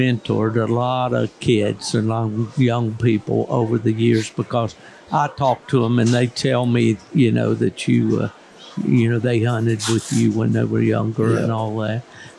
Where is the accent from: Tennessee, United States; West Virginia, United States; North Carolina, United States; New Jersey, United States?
West Virginia, United States; southern; But I grew up in those mountains and laurel thickets and stuff in southern West Virginia.